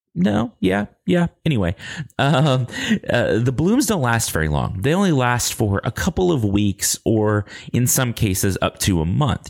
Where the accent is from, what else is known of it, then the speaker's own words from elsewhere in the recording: Lubbock, Texas, United States; accent: Texas drawl; I grew up in Lubbock, America. And so sometimes I talk with a Texas drawl